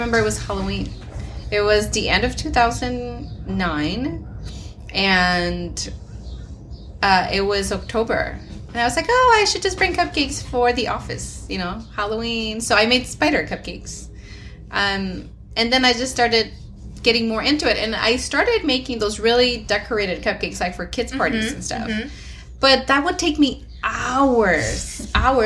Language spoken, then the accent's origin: English; Mexico; moved away; I grew up in Mexico